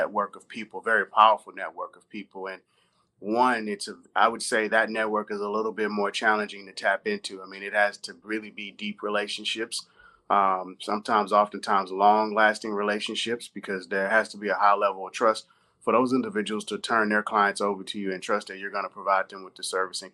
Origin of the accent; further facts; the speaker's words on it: Houston, Texas, United States; now in Beverly Hills, United States; I'm actually from Houston, Texas, which is where I was born and raised.